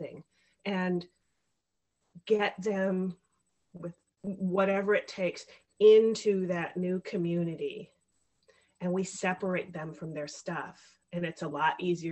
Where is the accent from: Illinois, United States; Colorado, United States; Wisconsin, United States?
Illinois, United States; Chicago; I am from the Chicago area, born and raised here